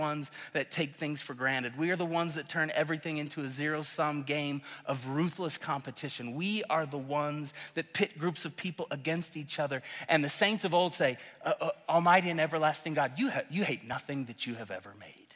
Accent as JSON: {"language": "English", "region": "Oklahoma", "country": "United States", "moved": "as an adult", "lives_now": "Colorado, United States", "said": "I'm from Oklahoma. I love Oklahoma"}